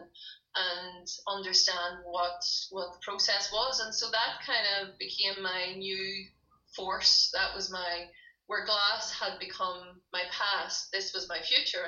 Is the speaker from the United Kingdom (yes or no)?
yes; Derry, Northern Ireland, United Kingdom; moved away as an adult; now in Limavady, United Kingdom; I'm actually from Derry. I'm not from Limavady. I'm from Derry.